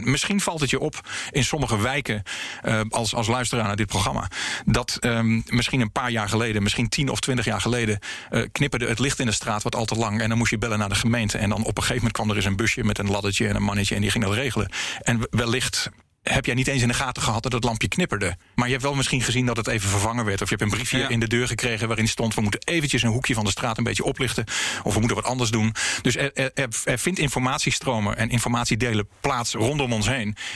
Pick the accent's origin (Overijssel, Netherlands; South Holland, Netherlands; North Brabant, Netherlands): Overijssel, Netherlands; Kampen; born or raised there